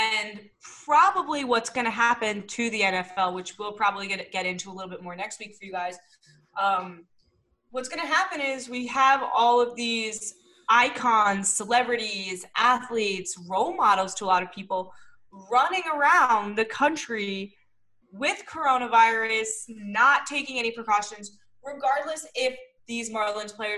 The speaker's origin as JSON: {"language": "English", "town": "New York City", "region": "New York", "country": "United States", "lives_now": "Long Island, United States", "said": "I'm from Manhattan. I'm not from Brooklyn. So even though I just moved out to Long Island"}